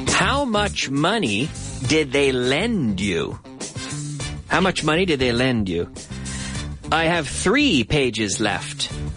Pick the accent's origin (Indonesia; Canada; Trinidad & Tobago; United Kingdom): Canada; moved away as an adult; now in Madrid, Spain; my hometown in Canada